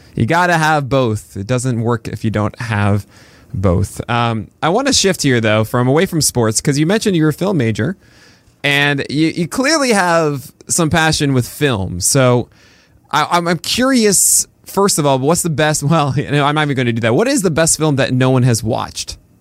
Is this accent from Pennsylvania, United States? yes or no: no; New York City, New York, United States; we both grew up in, in New York City